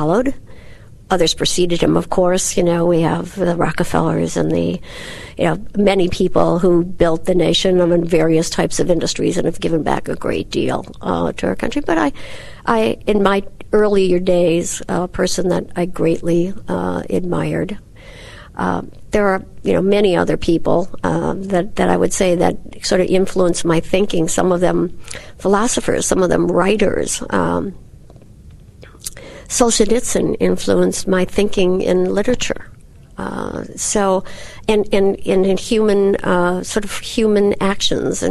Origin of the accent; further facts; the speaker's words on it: Wisconsin, United States; I'm from Wisconsin